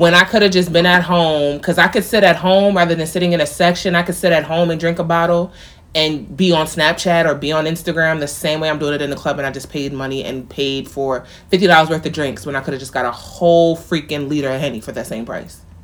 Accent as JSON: {"language": "English", "area": "near Mount Vernon", "region": "New York", "country": "United States", "tie": "born or raised there", "said": "Mount Vernon, which is not far from where I grew up"}